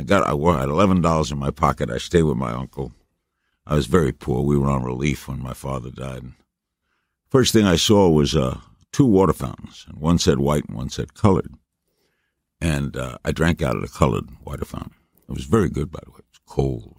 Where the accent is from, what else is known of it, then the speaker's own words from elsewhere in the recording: New York City, New York, United States; I got a bunch of odd jobs here in New York. Grew up in Brooklyn